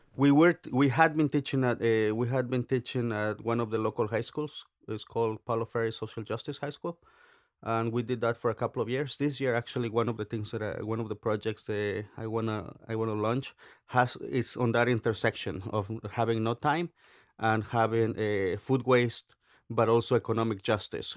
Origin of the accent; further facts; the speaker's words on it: Oaxaca, Mexico; now in United States; I grew up in Oaxaca, very, eh, politically active state